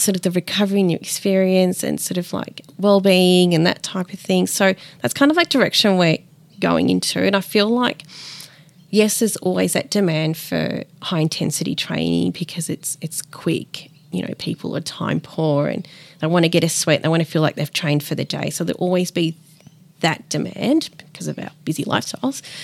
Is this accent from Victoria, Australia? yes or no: yes; Melbourne, Victoria, Australia; also born or lived in Peru; I grew up in Melbourne, Richmond